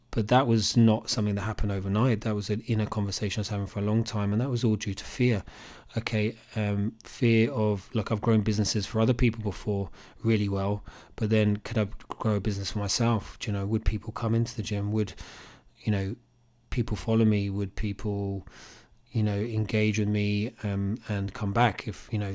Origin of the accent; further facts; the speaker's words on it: Cambridge, East of England, United Kingdom; growing up in Cambridge